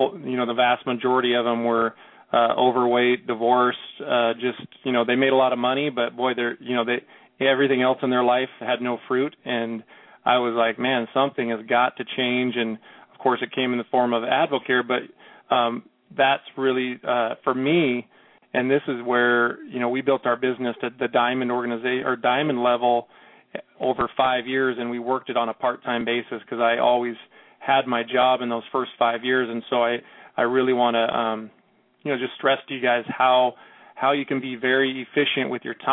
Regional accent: Seattle, Washington, United States; I'm from Seattle

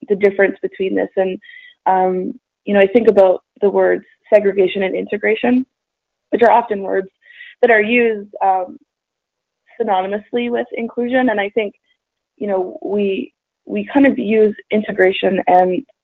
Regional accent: Edmonton, Alberta, Canada; I am originally from Edmonton, Alberta, up north in Canada. And I grew up there

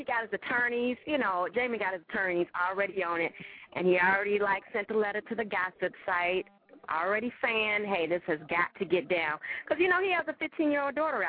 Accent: Chicago, Illinois, United States; that's my hometown, so big ups to Chicago

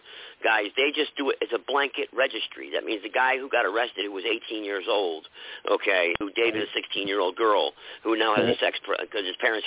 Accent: Connecticut, United States; moved away; this state is like my home state, Connecticut

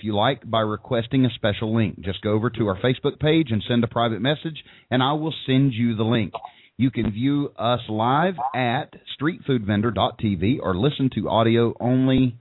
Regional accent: Tennessee, United States; broadcasting live from a motel over in Suburban Tennessee.

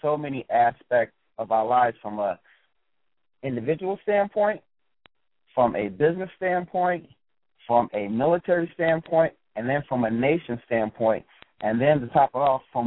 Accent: Philadelphia, Pennsylvania, United States; I grew up in Philadelphia, PA

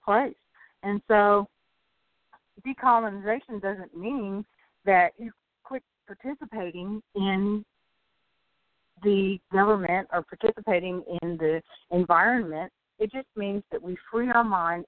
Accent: United States; We, as Native American people, already live in bad conditions

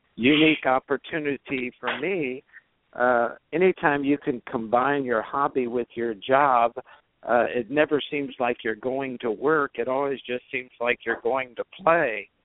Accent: Kingsville, Texas, United States; moved away as an adult; also born or lived in Washington, D.C.; I was uh, from uh, Kingsville, Texas, which was fairly close to University of Texas in Austin

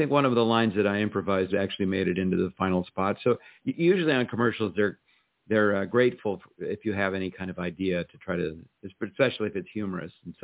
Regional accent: Los Angeles, California, United States; moved away as an adult; also born or lived in New York City; I still live in the same house that I grew up in.

